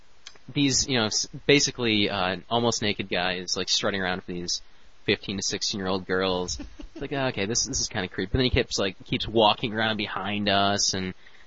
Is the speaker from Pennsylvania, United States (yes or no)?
no; Royal Oak, Michigan, United States; also born or lived in Detroit; I used to live down here in Detroit, and then now I am working up in Royal Oak, so I moved up to Royal Oak, which is my hometown. That's where I grew up.